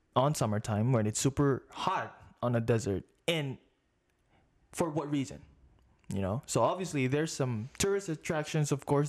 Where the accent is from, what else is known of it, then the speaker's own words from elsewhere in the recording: Philippines; now in Las Vegas, United States; I grew up in the Philippines